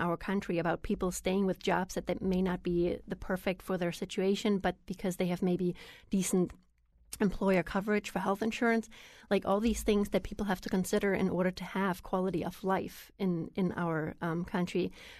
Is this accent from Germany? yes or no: yes; Germany; moved away as an adult; I grew up in Germany with a very different system, and I didn't pay that much attention about the system because I was 19 when I came here.